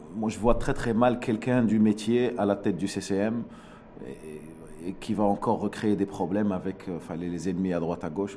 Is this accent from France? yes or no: no; Morocco; En tant que Marocain